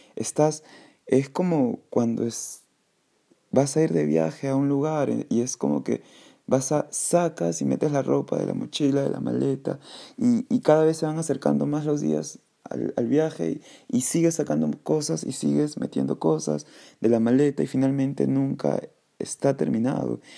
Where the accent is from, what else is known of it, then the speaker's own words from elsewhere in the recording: Callao, Peru; soy peruano, nací en el Callao